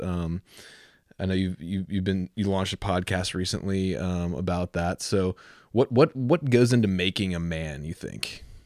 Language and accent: English; Virginia Beach, Virginia, United States; I grew up in Virginia Beach